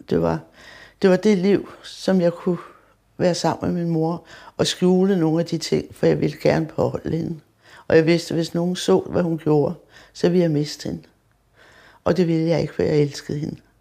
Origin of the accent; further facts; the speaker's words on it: Copenhagen, Capital Region of Denmark, Denmark; jeg er født på Vesterbro